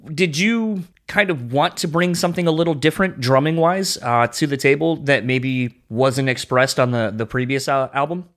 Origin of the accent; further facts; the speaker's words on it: Delaware, United States; accent: East Coast; now in Midwest, United States; I grew up in Delaware. That's where I'm originally from